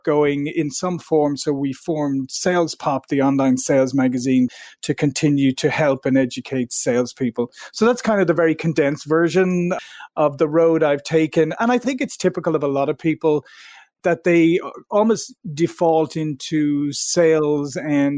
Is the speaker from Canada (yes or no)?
no; Ireland; moved away as an adult; also born or lived in Silicon Valley, United States; now in United States; I'm originally from Ireland, and I came to the US 22 years ago to Silicon Valley